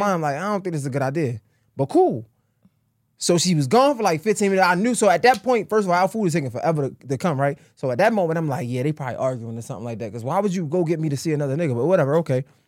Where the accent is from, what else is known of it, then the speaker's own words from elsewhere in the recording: Baltimore, Maryland, United States; I'm from Baltimore